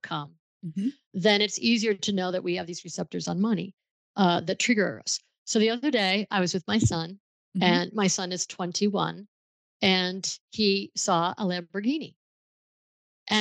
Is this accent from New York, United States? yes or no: yes; Buffalo, New York, United States; I grew up in Buffalo, New York, where Niagara Falls is